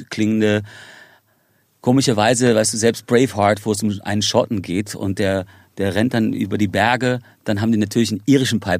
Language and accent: German; Ireland; also born or lived in Spain; Irland ist für mich zu Hause. Also ich meine, ich, ich habe einen irischen und amerikanischen Pass. Ähm, ich bin in Spanien geboren, ähm, habe aber zu Spanien selber nicht wirklich eine Verbindung